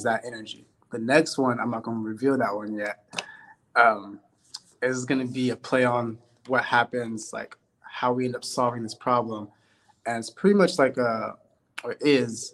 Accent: Sacramento, California, United States; my hometown, Sacramento

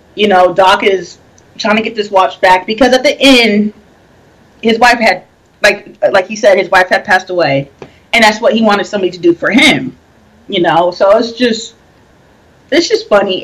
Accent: Washington, United States; I'm born and raised in Washington State

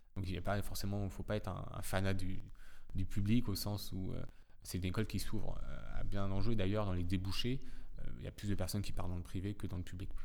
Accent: Saint-Lô, Normandy, France; moved away as an adult; also born or lived in Nantes; now in Paris, France; je suis originaire de Saint-Lô dans la Manche

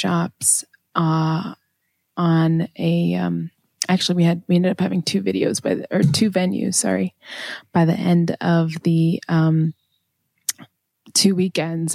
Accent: Maine, United States; I grew up in Maine

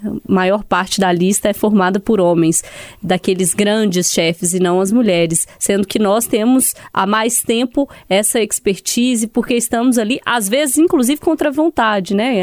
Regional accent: Sete Lagoas, Minas Gerais, Brazil; Eu sou de Sete Lagoas

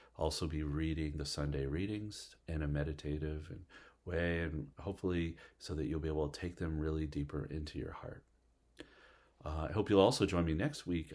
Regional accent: Canada; moved away as an adult; also born or lived in Alpharetta, Georgia; I was from Canada

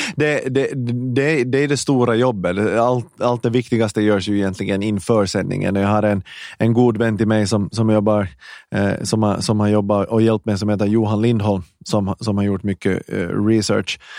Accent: Ekenäs, Uusimaa, Finland; accent: Finland Swedish; moved away as an adult; also born or lived in Hanko / Vaasa / Helsinki / Stockholm; jag är född i Hange står det på Wikipedia och i mitt pass, men jag är uppvuxen i i Ekenäs. Jag flyttade dit när jag var några år gammal

